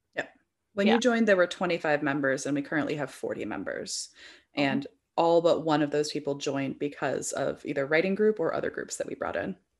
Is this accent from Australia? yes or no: no; Bay Area, California, United States; I grew up in the Bay Area